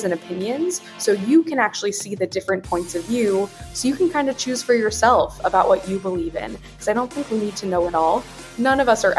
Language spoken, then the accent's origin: English; Wichita, Kansas, United States; growing up in Wichita, Kansas, I was in a fairly homogeneous community